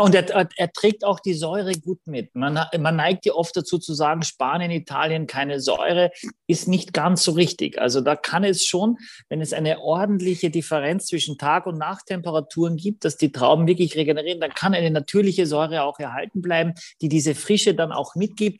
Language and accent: German; Gallizien, Carinthia, Austria; mein Heimatort ist Galizien in Österreich mit zwei L